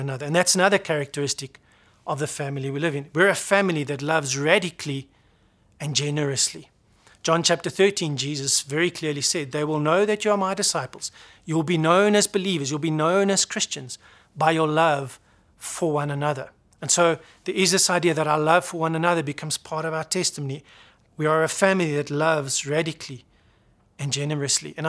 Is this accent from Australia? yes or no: no; South Africa; I come from South Africa, I'm born here